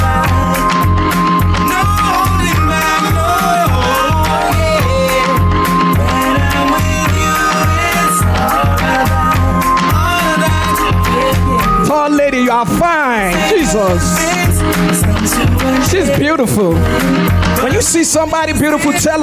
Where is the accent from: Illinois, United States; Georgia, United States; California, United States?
Illinois, United States; Chicago; born and raised in Chicago. Like your boy here